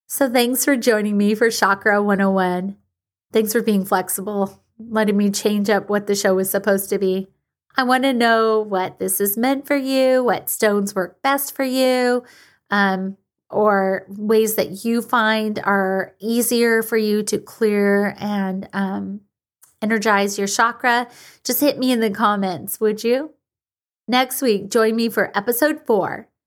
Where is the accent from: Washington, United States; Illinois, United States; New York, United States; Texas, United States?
Washington, United States; my home state of Washington